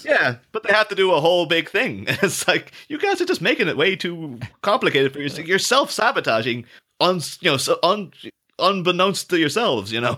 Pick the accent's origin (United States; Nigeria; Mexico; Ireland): Ireland; I'm not English, I'm Irish.